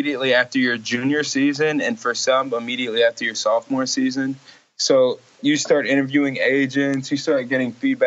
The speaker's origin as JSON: {"language": "English", "region": "Georgia", "country": "United States", "also_born_or_lived": "South Bend, Indiana", "moved": "as an adult", "lives_now": "Los Angeles, United States", "said": "I'm from Georgia"}